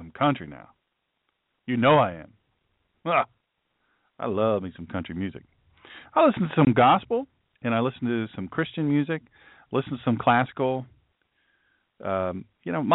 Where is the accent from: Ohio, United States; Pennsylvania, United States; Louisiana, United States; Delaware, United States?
Delaware, United States; Sussex County; I grew up in Sussex County, Delaware, you know, it's country, and I'm a country fella.